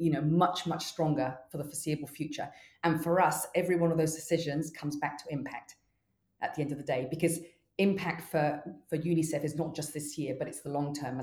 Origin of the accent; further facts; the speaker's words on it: Mexico; now in New Zealand; I grew up in Mexico